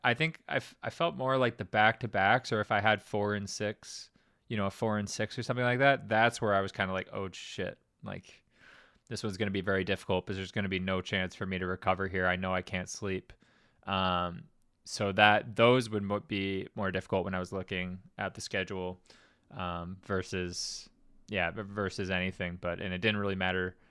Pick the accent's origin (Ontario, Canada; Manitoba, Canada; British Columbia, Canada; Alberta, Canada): Manitoba, Canada; Winnipeg; also born or lived in Greenwich, Connecticut; a kid from Winnipeg